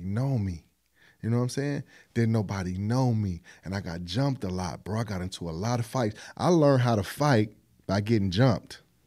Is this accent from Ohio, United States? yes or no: yes; East Cleveland, Ohio, United States; also born or lived in Buckeye area, Cleveland, Ohio; we moved to E C in nineteen eighty-five. So I'm not from E C.